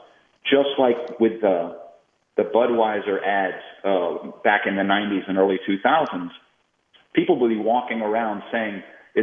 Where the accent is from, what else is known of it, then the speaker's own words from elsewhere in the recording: Boston, Massachusetts, United States; I grew up in Boston